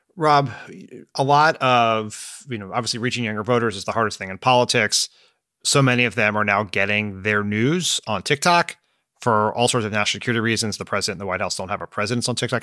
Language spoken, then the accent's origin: English; Delaware, United States; moved away; my hometown of Delaware